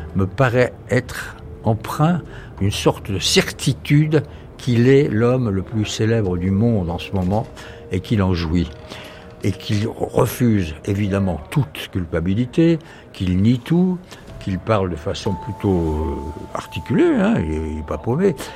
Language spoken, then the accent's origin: French; France; accent: French; mon accent français, qui me dit You're French J'ai dit oui